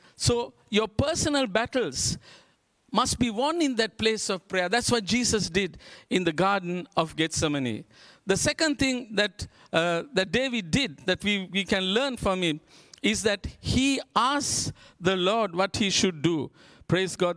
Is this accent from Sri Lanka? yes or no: yes; Sri Lanka; We're from Sri Lanka